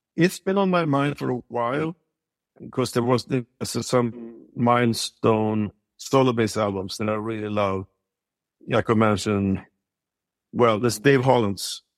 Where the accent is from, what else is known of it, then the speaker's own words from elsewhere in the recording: Sweden; moved away as an adult; also born or lived in Stockholm; now in United States; growing up in Sweden